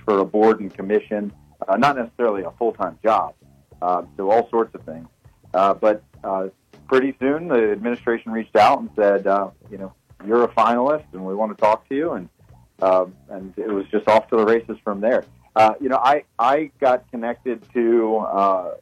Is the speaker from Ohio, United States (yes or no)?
no; Salisbury, Maryland, United States; I will be back home in Salisbury. So this is not only my hometown.